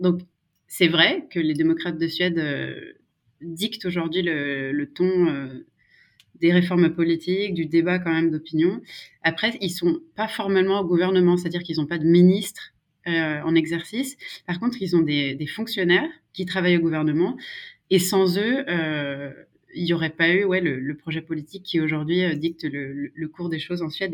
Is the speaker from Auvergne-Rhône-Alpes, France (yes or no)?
yes; Savoie, Maurienne valley, Auvergne-Rhône-Alpes, France; first language French; moved away as an adult; also born or lived in Grenoble; now in Sweden; je suis originaire de Savoie, de la petite vallée de la Maurienne